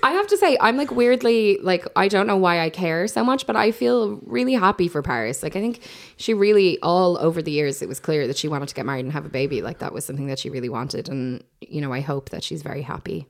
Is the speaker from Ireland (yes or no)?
yes; Ireland; as Irish people